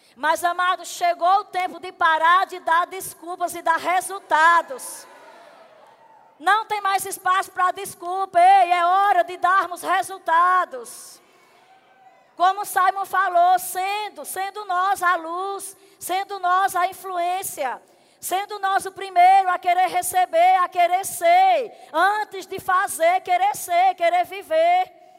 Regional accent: Arcoverde, Pernambuco, Brazil; moved away; Eu sou da cidade de Arco Verde

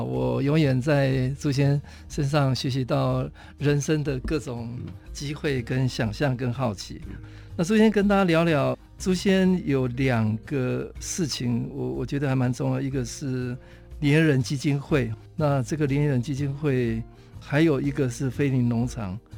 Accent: Taitung County, Taiwan; 让台东我的故乡

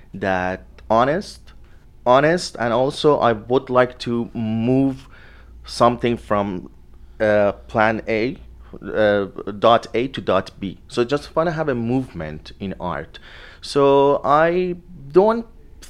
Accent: Tehran, Tehran Province, Iran; moved away; I grew up in Iran.

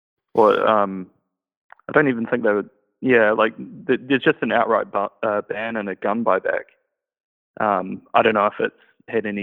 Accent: Christchurch, Canterbury, New Zealand; I'm from Christchurch

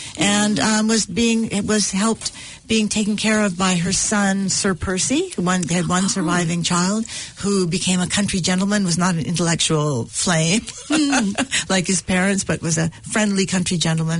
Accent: California, United States; When I was growing up in California

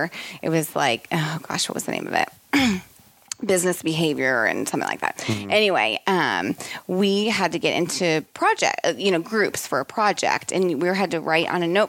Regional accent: Kansas City, United States; moved away; also born or lived in Milwaukee / Chicago; I'm from Kansas City.

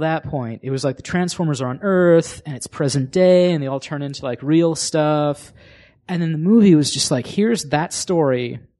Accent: Sacramento, California, United States; Yeah, I'm from Sacramento.

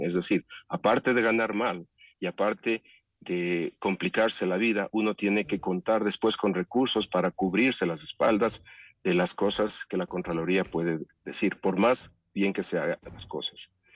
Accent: Ecuador; todos los ecuatorianos

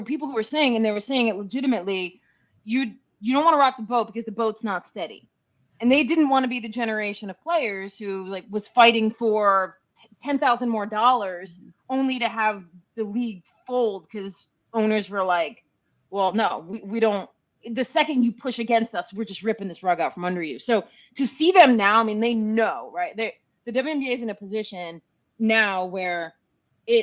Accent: Northeast, United States; growing up in the Northeast, I kind of always had my eyes on UConn.

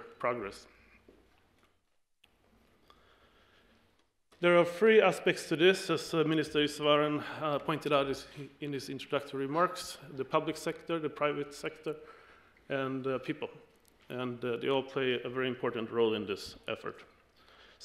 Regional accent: Sweden; my home country of Sweden

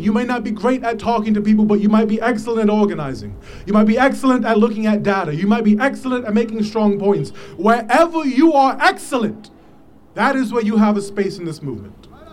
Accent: New York City, New York, United States; I am from the South Bronx

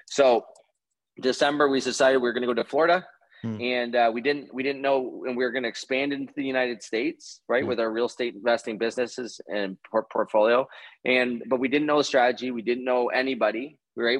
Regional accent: Canada; being a Canadian

